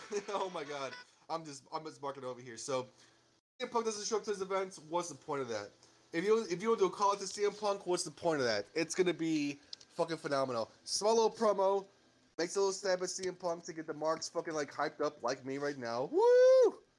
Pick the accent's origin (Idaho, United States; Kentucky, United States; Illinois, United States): Illinois, United States; Chicago; moved away; I grew up in Chicago. So Chicago, like, when I was living in Chicago